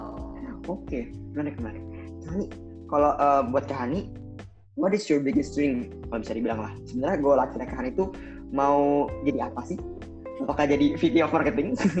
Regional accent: Bali, Indonesia; moved away; gue dari Bali nih kan ada teman SMA SMP gue di Bali

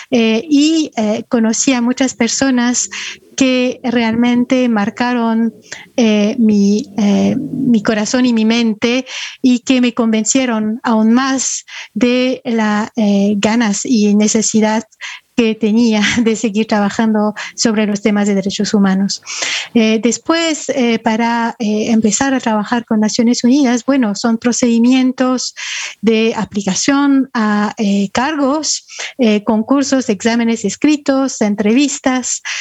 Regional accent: France; also born or lived in Ecuador; Bueno, este, nací en Francia y crecí este, principalmente en Francia, pero también en Ecuador.

